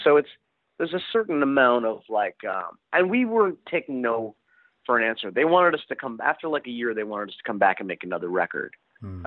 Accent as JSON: {"language": "English", "town": "Princeton", "region": "New Jersey", "country": "United States", "tie": "born or raised there", "said": "I grew up in Princeton, New Jersey"}